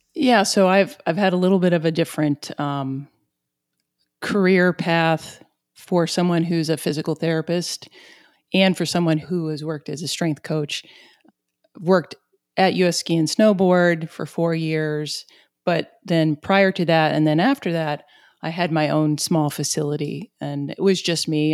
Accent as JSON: {"language": "English", "region": "southeast Missouri", "country": "United States", "accent": "southeast Missouri", "said": "my southeast Missouri accent"}